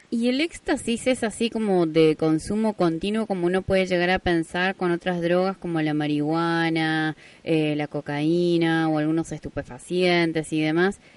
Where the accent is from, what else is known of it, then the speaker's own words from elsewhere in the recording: Jáchal, San Juan, Argentina; yo siempre cuento que yo vengo del interior, vengo de Hachal